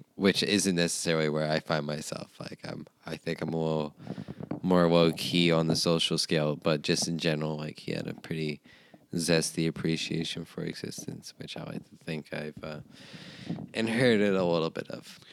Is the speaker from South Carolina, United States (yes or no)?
no; Maine, United States; moved away as an adult; now in Alaska, United States; Maine originally